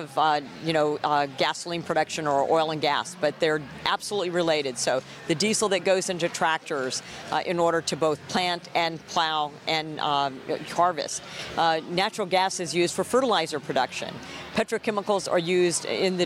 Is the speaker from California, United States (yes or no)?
no; Texas, United States; now in Iowa, United States; I'm from Texas originally